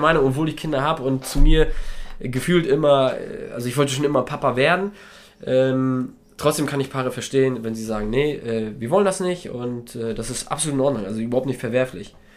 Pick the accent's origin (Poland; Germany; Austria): Poland; moved away; wir kommen ja aus Polen, meine Frau und ich beide, und haben dementsprechend da noch Familie und reisen da noch oft hin